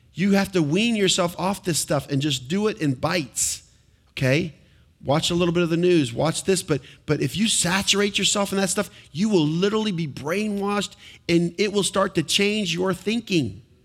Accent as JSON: {"language": "English", "country": "United States", "said": "being an American citizen"}